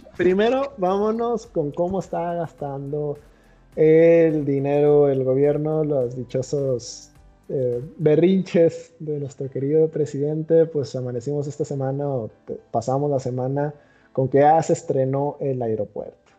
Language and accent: Spanish; Mexico; como mexicano